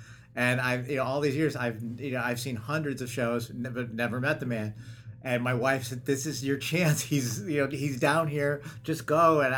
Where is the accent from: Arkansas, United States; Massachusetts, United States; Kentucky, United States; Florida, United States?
Massachusetts, United States; Springfield; I grew up in Springfield, Massachusetts